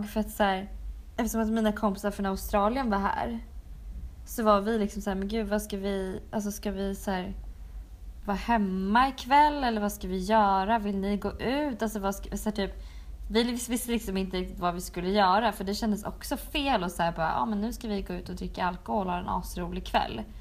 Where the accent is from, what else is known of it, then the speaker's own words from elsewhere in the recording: Skåne, Sweden; Skåne, jag är från